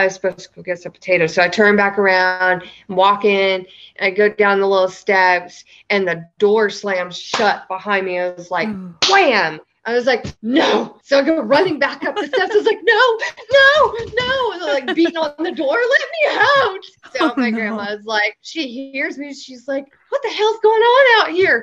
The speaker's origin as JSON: {"language": "English", "region": "the South", "country": "United States", "tie": "born or raised there", "said": "Growing up in the South"}